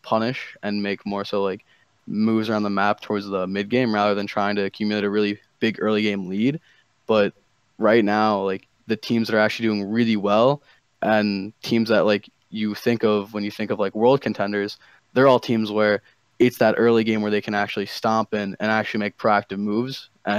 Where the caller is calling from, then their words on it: New Jersey, United States; New Jersey, dude. New Jersey.